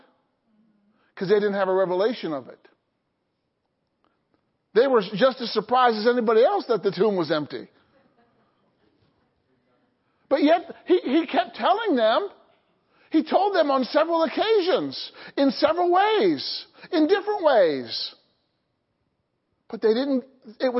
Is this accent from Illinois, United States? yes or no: yes; Illinois, United States; I grew up in Illinois